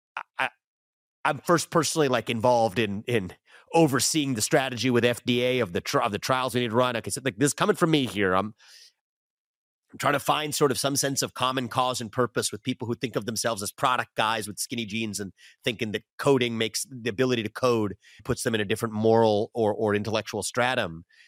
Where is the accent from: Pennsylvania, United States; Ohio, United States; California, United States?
Ohio, United States; West Chester; where I grew up in Westchester, Ohio